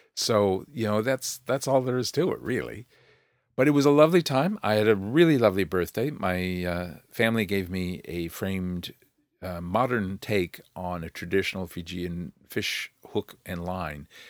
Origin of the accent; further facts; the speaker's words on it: United States; now in New Zealand; as an American.